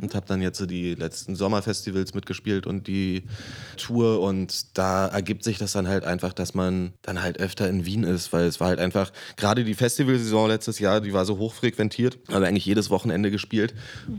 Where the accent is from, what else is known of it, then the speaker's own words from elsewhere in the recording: Berlin, Germany; Ich bin born and raised. Ich bin im Krankenhaus Köpenick geboren und wohne hier hm. seit 30 Jahren